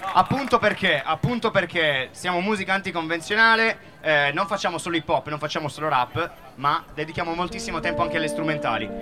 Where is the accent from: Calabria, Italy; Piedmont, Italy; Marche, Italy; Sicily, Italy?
Piedmont, Italy; Vinovo; Noi invece veniamo da Vinovo, il nostro codice di avviamento postale è 10.048